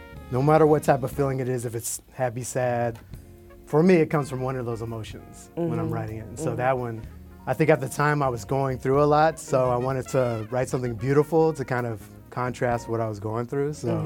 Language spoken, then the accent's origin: English; Atlanta, Georgia, United States; moved away as an adult; also born or lived in New Jersey; I'm from Atlanta originally, and I moved to New Jersey to go to grad school